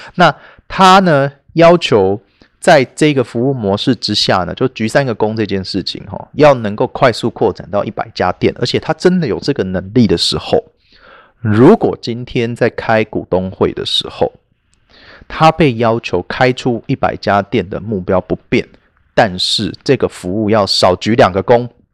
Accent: Taiwan; 因为我们台湾人

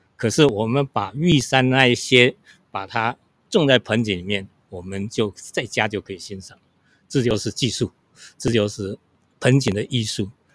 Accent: Hsinchu County, Taiwan; moved away as an adult; now in Taipei, Taiwan; 小时候我们都是农村长大嘛，我今年是七十四岁，那我们一，一家在新竹、琼林，那在我们那边有一个很有名的风景区，叫做飞峰山。 是新竹的八景之一啊。所以那边的农村生活是非常淳朴

